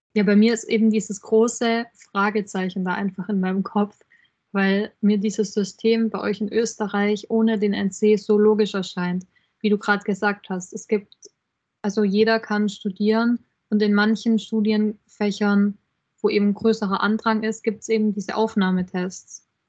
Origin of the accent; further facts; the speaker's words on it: Germany; Bei uns in Deutschland